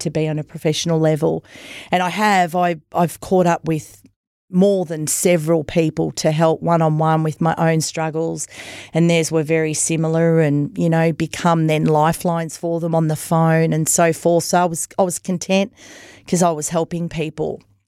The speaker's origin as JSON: {"language": "English", "town": "Myrtleford", "region": "Victoria", "country": "Australia", "tie": "born or raised there", "moved": "yes", "lives_now": "Wodonga, Australia", "said": "I come from Myrtleford"}